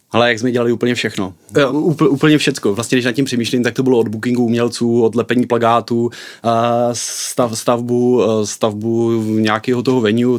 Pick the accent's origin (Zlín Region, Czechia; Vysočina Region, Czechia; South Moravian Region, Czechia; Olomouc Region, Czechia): Zlín Region, Czechia; Bystřice pod Hostýnem; já jsem z Bystřice pod Hostýnem, což hmm. je město na východě Moravy, kousek od Zlína